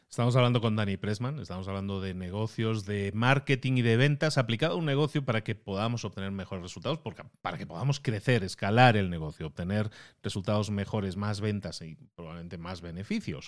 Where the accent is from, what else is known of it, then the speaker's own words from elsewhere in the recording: Barcelona, Catalonia, Spain; Barcelona, de donde yo soy